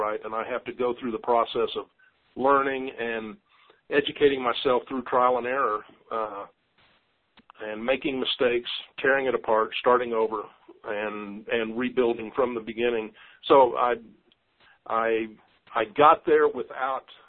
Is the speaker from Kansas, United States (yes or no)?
yes; Kansas, United States; moved away as an adult; now in Colorado, United States; A kid growing up in Kansas always wanted to live in the Rocky Mountains.